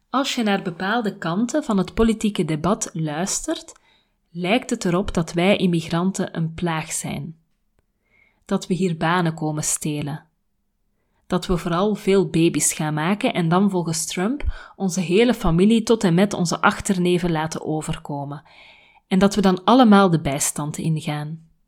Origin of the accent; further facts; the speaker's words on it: Nijmegen, Gelderland, Netherlands; moved away as an adult; now in United States; Ik ben geboren in Nederland en heb tot mijn 25ste in en om Nijmegen gewoond. Vijf jaar geleden verhuisde ik naar de Verenigde Staten om te promoveren.